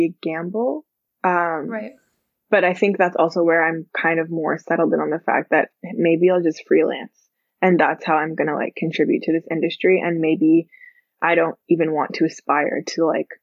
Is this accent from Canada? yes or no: yes; Canada; But I was born in Canada, so I'm from Canada.